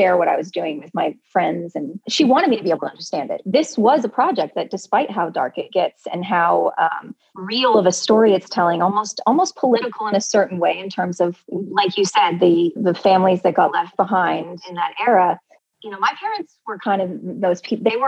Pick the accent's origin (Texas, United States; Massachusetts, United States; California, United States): California, United States; Southern; also born or lived in Michigan; I grew up in Southern California